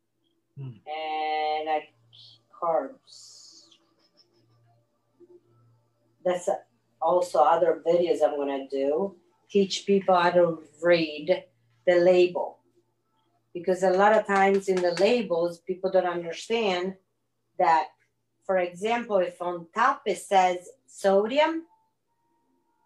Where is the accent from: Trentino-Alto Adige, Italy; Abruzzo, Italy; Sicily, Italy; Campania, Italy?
Sicily, Italy; I'm from Sicily